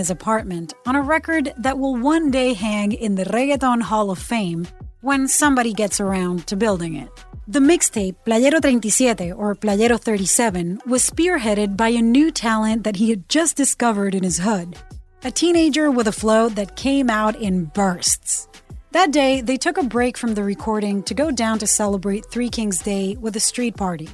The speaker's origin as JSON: {"language": "English", "country": "Puerto Rico", "tie": "born or raised there", "said": "I'm a CBS News correspondent born and raised in Puerto Rico"}